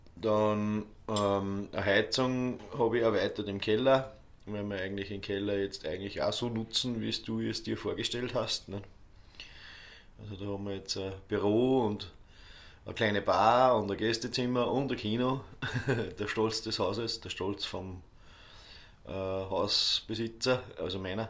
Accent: Ohlsdorf, Upper Austria, Austria; also born or lived in Dubai; now in Altmünster, Austria; ist halt meine Heimatgemeinde.

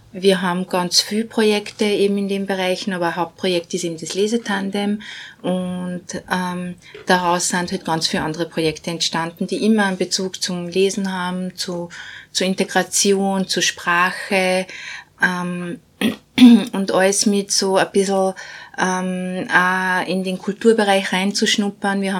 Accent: Bosnia & Herzegovina; now in Austria; ich komme ursprünglich aus Bosnien, bin seit 92 in Österreich.

